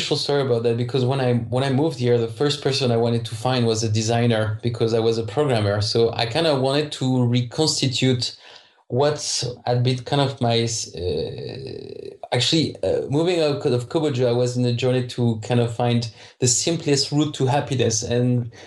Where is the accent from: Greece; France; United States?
France; English is a second language; moved away; I'm French, so I don't pronounce the H well